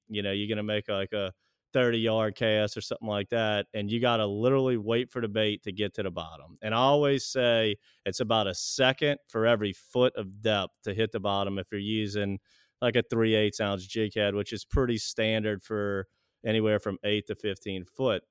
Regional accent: Pearl River, Louisiana, United States; I was, uh, born and raised in Pearl River, Louisiana

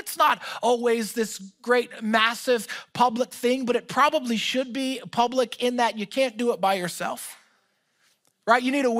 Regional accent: Philadelphia, Pennsylvania, United States; also born or lived in Orlando, Florida; my family, we are from Philadelphia. We got sent to Orlando, Florida to start a portion of my mom's business.

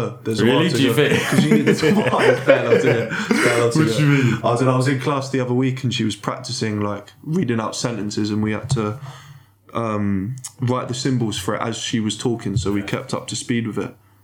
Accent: England, United Kingdom

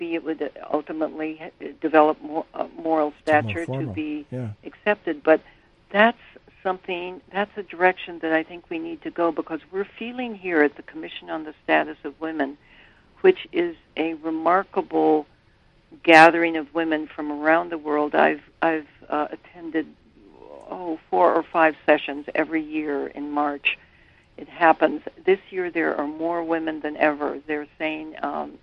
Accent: Burlington, Vermont, United States; I'm from Burlington, Vermont

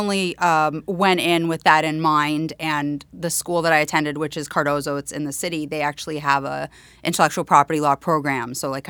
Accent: Canada; accent: Canadian; now in New York City, United States; I had a very strong Canadian accent when I first moved, and I got a lot of, made fun of that for that, but that's okay.

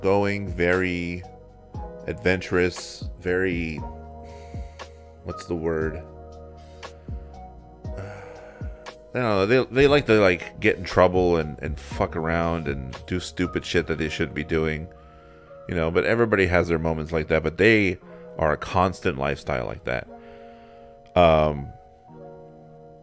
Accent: Pembroke Pines, Florida, United States; My bedroom the entire time I was growing up in Pembroke Pines

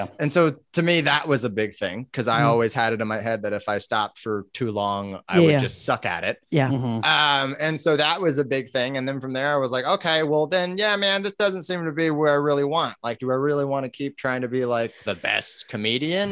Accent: Vallejo, California, United States; growing up in Vallejo and it being a rough town

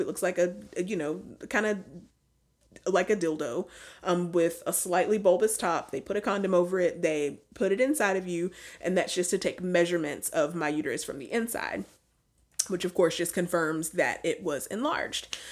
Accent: Alabama, United States; we're from the United States, but now because we're from Alabama.

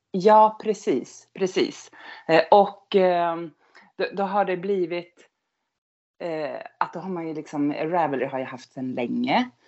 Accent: outside Skellefteå, Norrland, Västerbotten County, Sweden; accent: Norrland dialect; also born or lived in Gothenburg archipelago; now in Gothenburg, Sweden; jag kommer från Norrland. Jag är uppvuxen wow. utanför Skellefteå

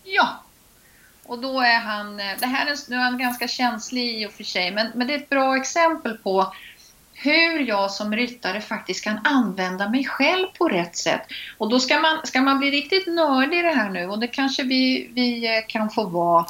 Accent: Linköping, Östergötland, Sweden; accent: östgötska; now in Stockholm, Sweden; jag är uppvuxen på gård utanför Linköping

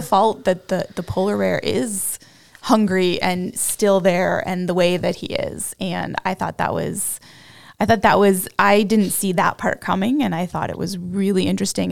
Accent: Canada; accent: Canadian; my Canadian accent

